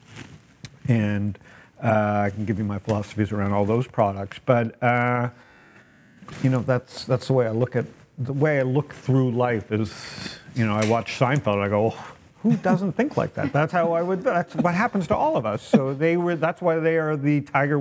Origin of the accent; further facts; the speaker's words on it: Toronto, Ontario, Canada; now in San Diego, United States; born and raised in Toronto